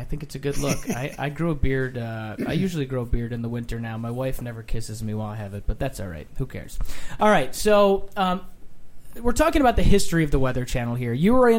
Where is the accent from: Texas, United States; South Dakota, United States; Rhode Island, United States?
Rhode Island, United States; I grew up in Rhode Island.